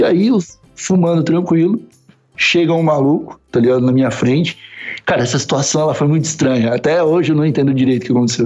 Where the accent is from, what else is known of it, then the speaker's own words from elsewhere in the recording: South Region, Brazil; moved away as an adult; also born or lived in São Paulo / Osasco; now in Lisbon, Portugal; do sul do Brasil.